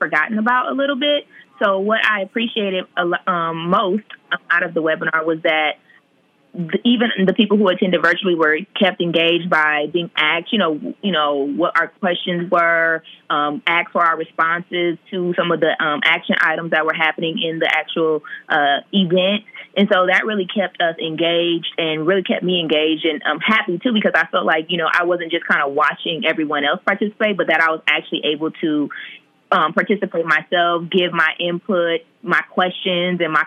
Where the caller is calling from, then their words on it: Atlanta, Georgia, United States; I'm calling from Atlanta